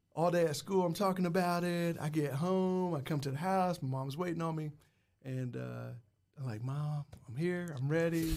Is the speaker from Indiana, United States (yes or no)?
yes; Muncie, Indiana, United States; I'm from Muncie, Indiana